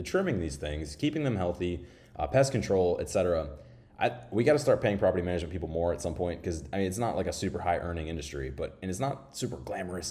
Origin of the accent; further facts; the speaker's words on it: Florida, United States; moved away; my home state of Florida